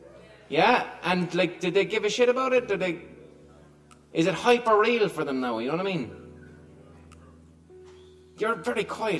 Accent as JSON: {"language": "English", "town": "Limerick", "region": "Munster", "country": "Ireland", "tie": "born or raised there", "said": "What it's about is, when I grew up in Limerick, we'd say, now, I would have seen, the Troubles would have been something when I was a kid"}